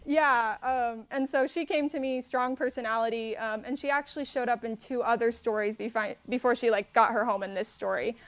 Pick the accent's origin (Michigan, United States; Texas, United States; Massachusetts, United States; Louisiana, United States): Texas, United States; San Antonio; also born or lived in Houston, Texas; I'm from San Antonio, Texas